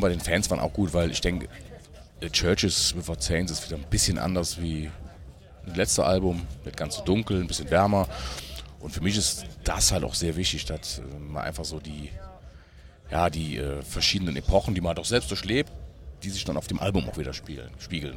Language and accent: German; Germany; ich bin gar nicht weit weg von Brüm, wo ich herkomme